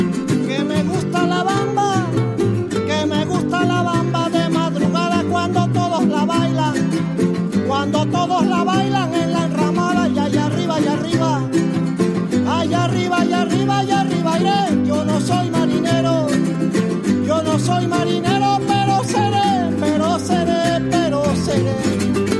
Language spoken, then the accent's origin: English; California, United States; I grew up in California